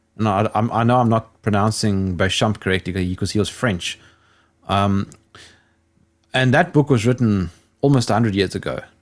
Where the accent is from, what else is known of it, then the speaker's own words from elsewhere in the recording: South Africa; I'm South African